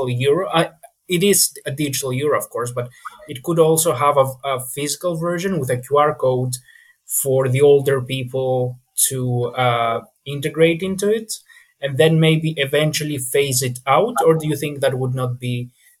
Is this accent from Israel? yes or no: no; Greece; I'm from Greece